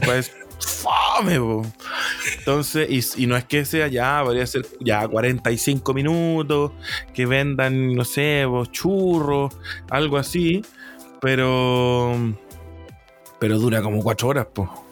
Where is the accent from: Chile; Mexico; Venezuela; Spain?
Chile; nosotros como chilenos